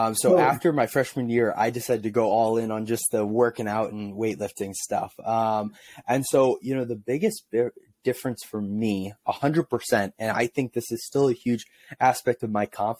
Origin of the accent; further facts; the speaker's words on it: St. Louis, Missouri, United States; I wanted to be Albert Pujols, born and raised in St. Louis, big Cardinals fan, Albert Pujols was my hero.